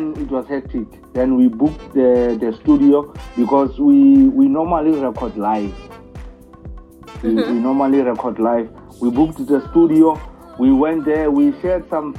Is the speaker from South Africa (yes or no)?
yes; South Africa